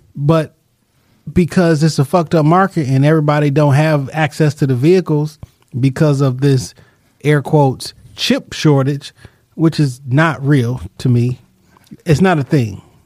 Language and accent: English; Detroit, Michigan, United States; I'm from Detroit